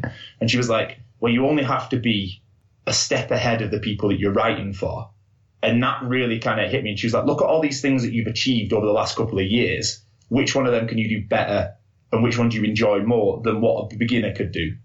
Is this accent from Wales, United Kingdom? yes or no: no; Salford, North West England, United Kingdom; I'm from Salford